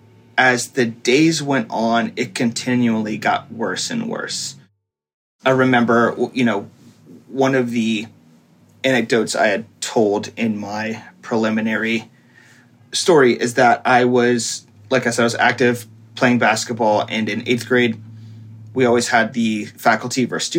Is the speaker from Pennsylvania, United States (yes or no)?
yes; Reading, Pennsylvania, United States; also born or lived in Philadelphia, Pennsylvania; I'm from the Philadelphia area, currently living in Reading, Pennsylvania, which is the town I was born